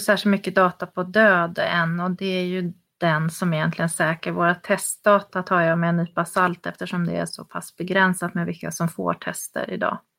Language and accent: Swedish; Sweden; som svensk